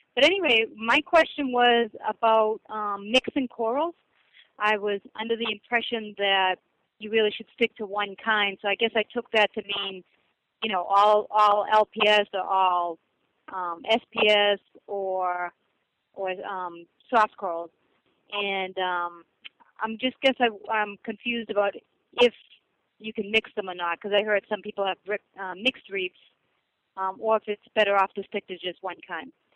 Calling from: New Hampshire, United States; I'm calling from New Hampshire

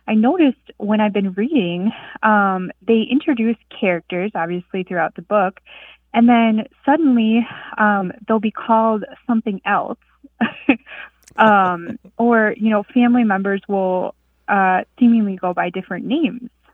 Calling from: Marquette, Michigan, United States; I'm calling from Marquette, Michigan.

